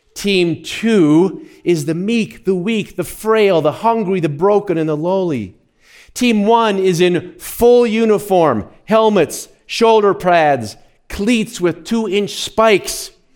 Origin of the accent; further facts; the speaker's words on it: near Fort Lupton, Colorado, United States; I grew up not far from there